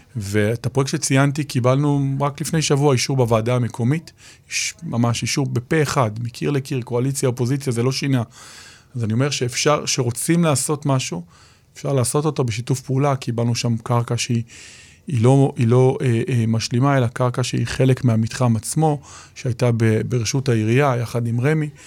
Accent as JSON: {"language": "Hebrew", "country": "Israel"}